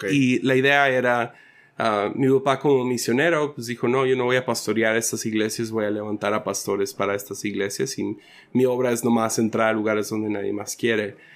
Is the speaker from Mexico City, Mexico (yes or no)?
no; San Ignacio, Sinaloa, Mexico; also born or lived in Rosario, Nayarit / Mazatlán; Entonces, mucha de mi niñez fue en San Ignacio, Sinaloa, y en la Cruz de Lota, y diferentes pueblitos como ah, Rosario, en Nayarit y cerca de Mazatlán. O sea, Mazatlán era como que la, base